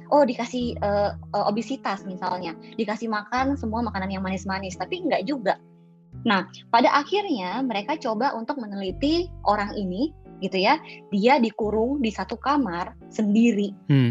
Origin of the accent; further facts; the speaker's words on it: South Sulawesi, Indonesia; now in Jakarta, Indonesia; aku tuh uh, dari Pulau Sulawesi, tepatnya di Sulawesi Selatan